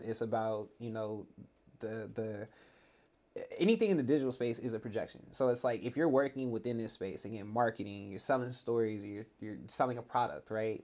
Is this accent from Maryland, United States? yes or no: no; the Valley, California, United States; I grew up in the Valley